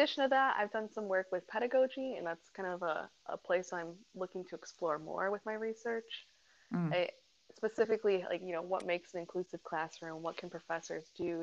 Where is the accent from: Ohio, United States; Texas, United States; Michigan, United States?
Michigan, United States; Muskegon; I am from Muskegon, Michigan, on the west side of Michigan